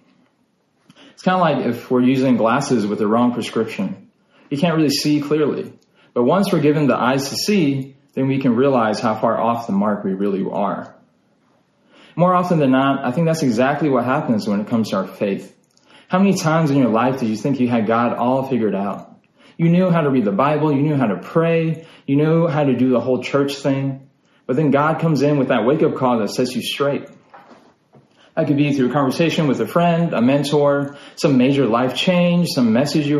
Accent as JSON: {"language": "English", "region": "Utah", "country": "United States", "tie": "born or raised there", "moved": "yes", "lives_now": "Texas, United States", "said": "I'm actually originally from Utah. I was born and raised in a small town in Utah"}